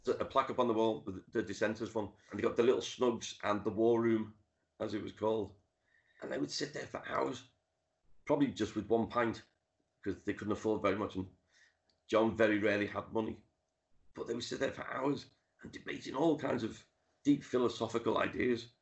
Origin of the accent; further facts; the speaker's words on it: Liverpool, North West England, United Kingdom; I grew up in the Dingle where Ringo's from, went to the school that he went to. Um, I've lived off Penny Lane for over 30 years.